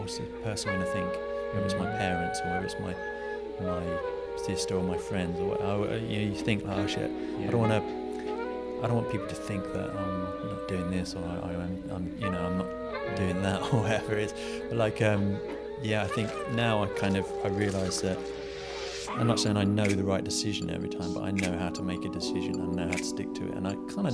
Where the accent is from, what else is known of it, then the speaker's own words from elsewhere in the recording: England, United Kingdom; also born or lived in London; now in Brighton, United Kingdom; I was born in England, sort of fairly near London, and then grew up, we moved out of London and moved to the countryside and grew up in the countryside, and it was a fairly normal kind of English life